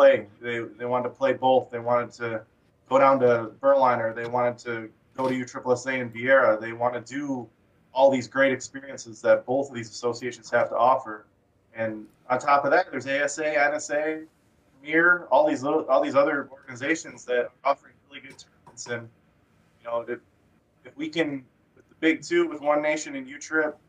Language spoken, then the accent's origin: English; Michigan, United States; also born or lived in Utah; I grew up here in Michigan.